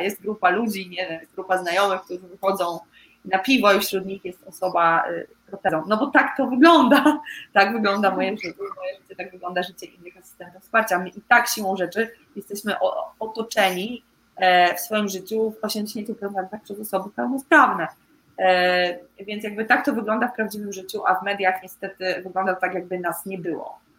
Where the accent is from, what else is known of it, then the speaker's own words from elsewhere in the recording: a small village in Łódź Voivodeship, Poland; Ja w ogóle pochodzę z takiej małej wioseczki w województwie łódzkim